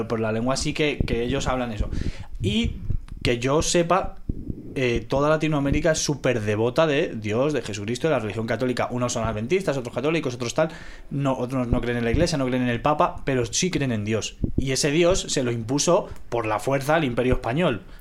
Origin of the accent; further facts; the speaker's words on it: Venezuela; moved away; also born or lived in Spain; como español y ex venezolano